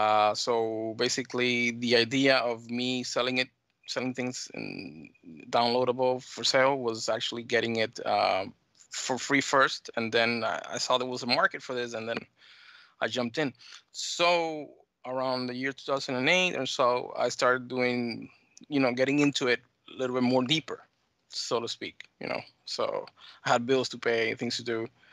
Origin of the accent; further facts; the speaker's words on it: United States; born there; accent: mixed Dominican and American; actually, my parents are Dominican. I was born here in the States, so I've been back and forth, Caribbean, Dominican, and the United States, so it's kind of a mixed accent, yeah.